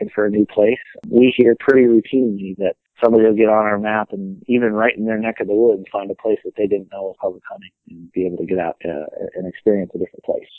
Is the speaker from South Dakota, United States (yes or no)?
yes; Redfield, South Dakota, United States; moved away; also born or lived in Minnesota / Nebraska; I grew up in South Dakota in a little town called Redfield in the northeastern part of the state